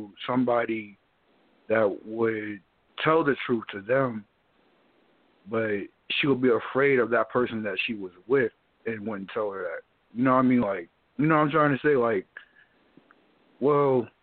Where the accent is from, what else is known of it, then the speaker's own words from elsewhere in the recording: New Jersey, United States; I'm from Jersey and all that, or Jersey Ave and all